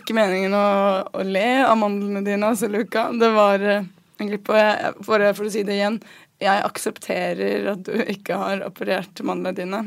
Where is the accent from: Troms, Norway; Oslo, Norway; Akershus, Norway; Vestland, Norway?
Akershus, Norway; Asker; jeg er fra Dikemark i Asker